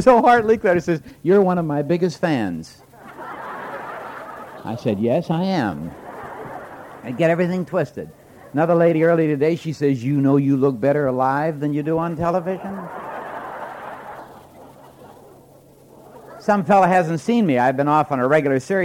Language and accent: English; Moose Jaw, Saskatchewan, Canada; moved away; I was born in Moose Jaw, Saskatchewan, away up in the plains of Canada